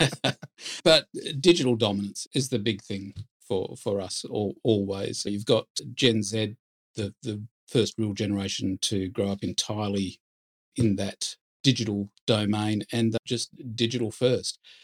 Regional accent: Perth, Western Australia, Australia; moved away as an adult; now in Sydney, Australia; I'm from Perth

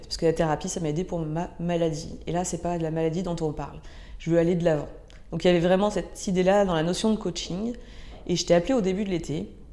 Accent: Ardèche, Auvergne-Rhône-Alpes, France; j'ai grandi en Ardèche, dans un petit village euh, proche de la nature

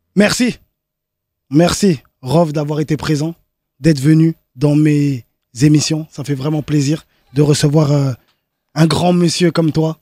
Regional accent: France; je suis né en France

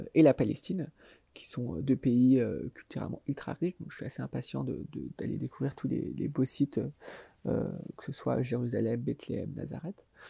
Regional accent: France

